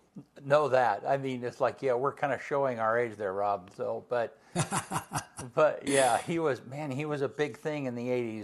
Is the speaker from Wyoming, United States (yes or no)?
yes; Wyoming, United States; I was, grew up in Wyoming and we spent a lot of time in Montana when I have family in Kalispell